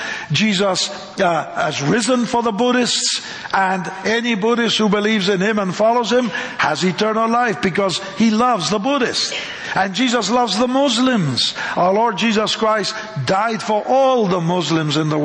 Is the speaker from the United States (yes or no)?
no; Argentina; moved away; I'm a Latin, you know, I come from Argentina